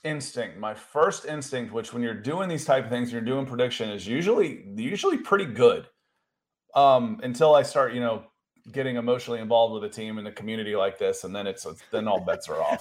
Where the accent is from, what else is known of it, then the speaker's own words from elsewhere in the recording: Akron, Ohio, United States; I was born in Akron, Ohio